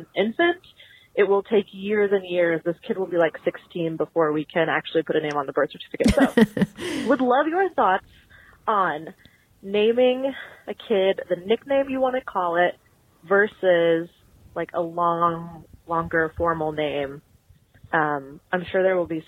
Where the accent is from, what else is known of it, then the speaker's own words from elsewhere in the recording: Midwest, United States; now in Atlanta, United States; I still identify as a Midwesterner